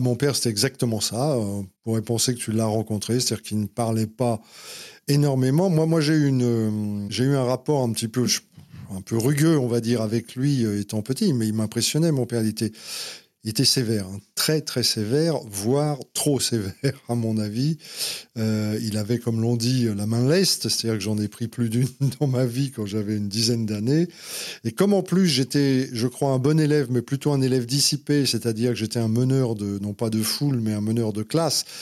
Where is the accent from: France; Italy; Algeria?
France; Paris, Île-de-France; also born or lived in Saint-Ouen; je suis vraiment un Parisien